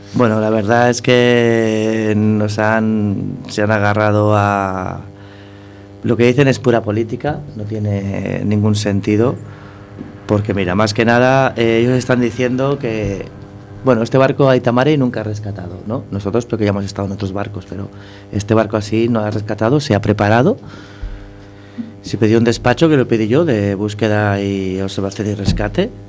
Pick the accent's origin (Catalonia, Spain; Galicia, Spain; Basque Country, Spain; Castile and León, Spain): Catalonia, Spain; yo soy catalán